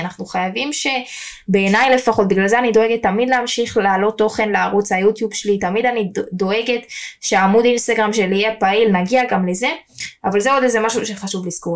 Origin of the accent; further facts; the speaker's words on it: Jerusalem, Jerusalem District, Israel; אם אני ירושלמית